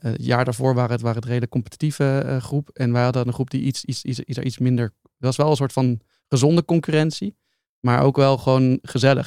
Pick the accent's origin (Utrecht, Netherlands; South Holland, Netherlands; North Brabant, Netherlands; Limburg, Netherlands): Utrecht, Netherlands; ik ben opgegroeid in Utrecht